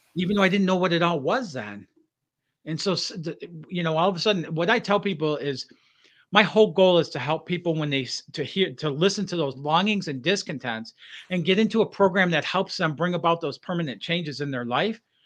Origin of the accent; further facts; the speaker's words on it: Detroit, Michigan, United States; growing up in Detroit area